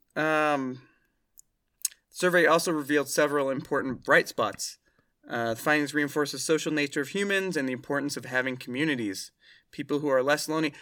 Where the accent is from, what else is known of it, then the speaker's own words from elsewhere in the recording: Oregon, United States; I grew up in Oregon